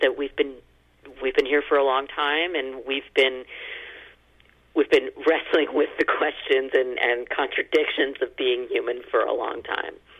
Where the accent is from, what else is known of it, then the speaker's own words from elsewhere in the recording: United States; as an American